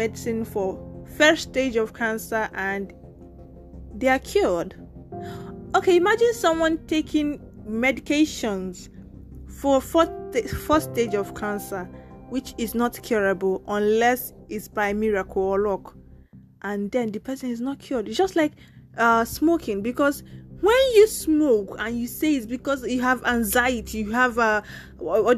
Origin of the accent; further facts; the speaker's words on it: Nigeria; first language Nigerian Pidgin; also born or lived in Lagos, Nigeria; now in Italy; I'm from Nigeria